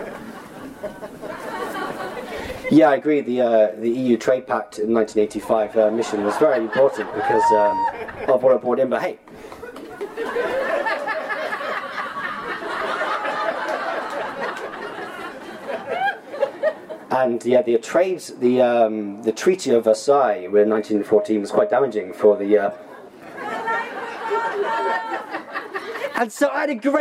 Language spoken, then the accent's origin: English; England, United Kingdom; moved away as an adult; now in Berlin, Germany; as an English person